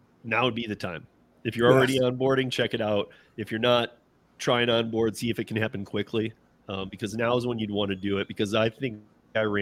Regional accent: Michigan, United States; So I'm from Michigan. Half my family's from Detroit. Half my family's from Lansing. I was born and raised there.

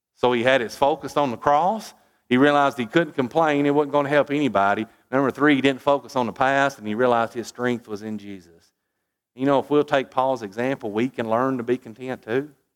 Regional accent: United States; as an American

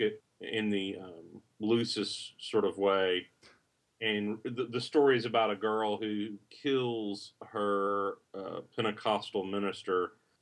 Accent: the South, Southern United States, United States; accent: Southern; my Southern accent

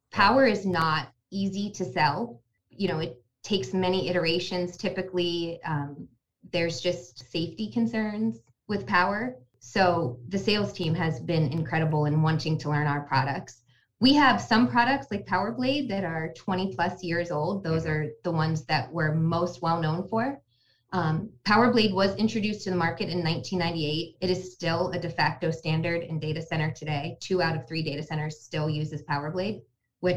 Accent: Latrobe, Pennsylvania, United States; I grew up there.

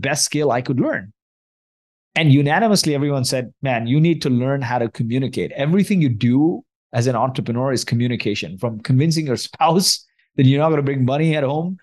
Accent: Kuwait; also born or lived in Mumbai, India; now in Vancouver, Canada; I grew up in Kuwait. I was born and raised in Kuwait. My parents are from India

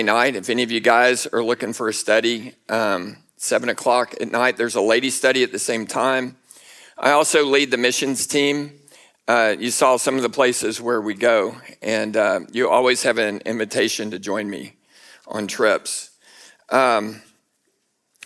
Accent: Houston, Texas, United States; I grew up in Houston, Texas, near Houston

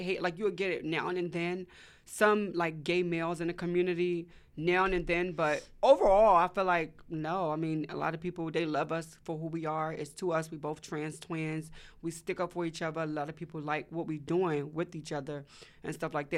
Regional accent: Washington, District of Columbia, United States; now in Atlanta, United States; I also wanna go back to my hometown, to the D M V

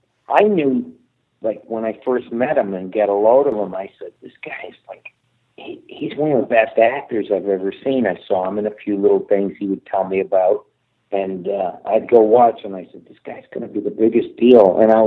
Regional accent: Michigan, United States; moved away; I'm from Michigan originally.

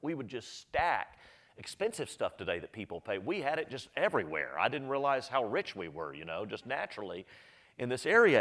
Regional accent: Austin, Texas, United States; I grew up in Northwest Austin, grew up in Texas, Northwest Austin

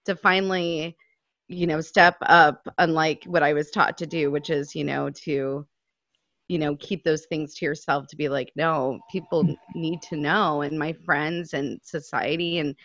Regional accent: Mesa, Arizona, United States; being a kid growing up in Mesa

